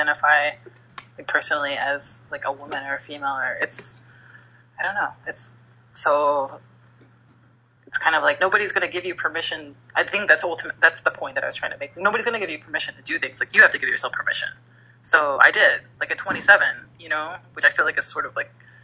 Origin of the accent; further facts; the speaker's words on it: Texas, United States; now in Los Angeles, United States; I grew up in Texas